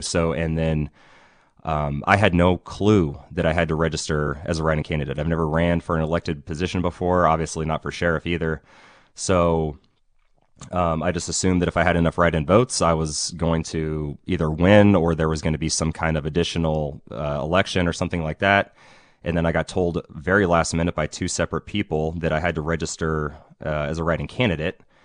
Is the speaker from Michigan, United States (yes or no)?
no; Ukiah, California, United States; I'm from here in Ukiah. I grew up here, um, graduated from Ukiah High in two thousand five